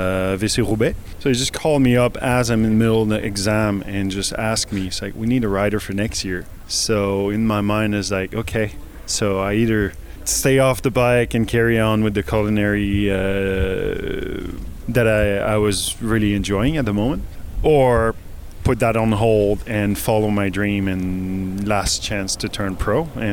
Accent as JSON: {"language": "English", "country": "Canada", "said": "I'm from Canada."}